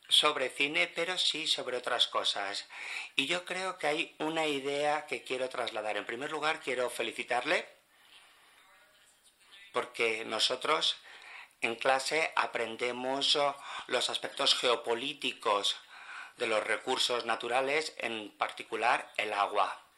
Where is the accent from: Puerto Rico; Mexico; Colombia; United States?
Colombia; Yo no soy de España, yo soy colombiana.